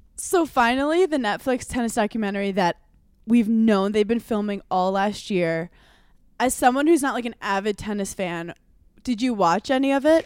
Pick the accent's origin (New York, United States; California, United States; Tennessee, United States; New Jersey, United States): New York, United States; As a New Yorker